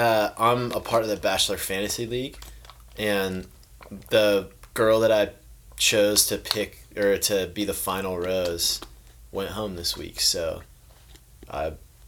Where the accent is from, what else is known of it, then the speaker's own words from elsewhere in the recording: San Jose, California, United States; I was born in San Jose